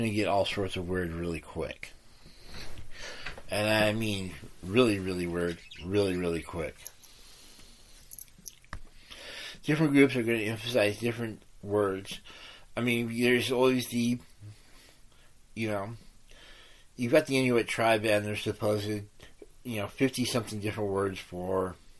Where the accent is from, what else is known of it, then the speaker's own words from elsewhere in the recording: United States; I'm an American